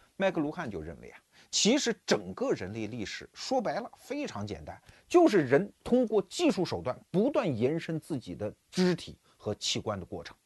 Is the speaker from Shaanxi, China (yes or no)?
no; Wuhu, Anhui, China; 我们小时候，我老家安徽芜湖嘛，那个长江上就有轮渡啊